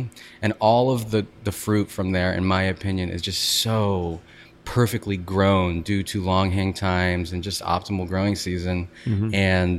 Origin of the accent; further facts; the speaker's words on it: Florida, United States; also born or lived in Sonoma County, California; now in Los Angeles, United States; I grew up in Florida.